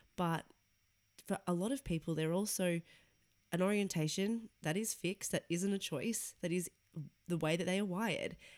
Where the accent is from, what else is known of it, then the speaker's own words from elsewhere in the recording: Sydney, New South Wales, Australia; moved away as an adult; now in London, United Kingdom; I am from Sydney, Australia, moved to London three years ago